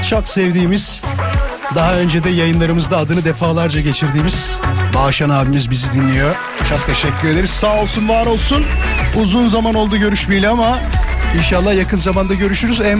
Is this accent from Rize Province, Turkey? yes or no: yes; Rize Province, Turkey; now in Bursa, Turkey; Rizeliyim ben.